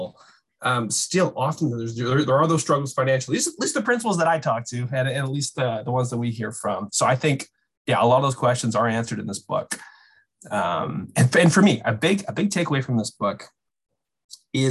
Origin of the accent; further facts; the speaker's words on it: British Columbia, Canada; British Columbia, where I'm from